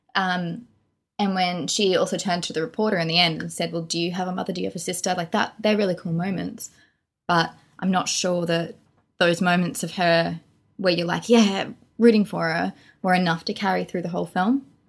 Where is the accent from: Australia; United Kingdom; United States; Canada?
Australia; we're from Australia.